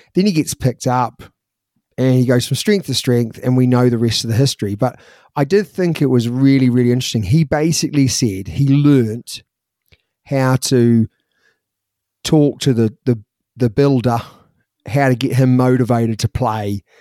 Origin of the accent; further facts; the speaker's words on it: Christchurch, Canterbury, New Zealand; when we were growing up in New Zealand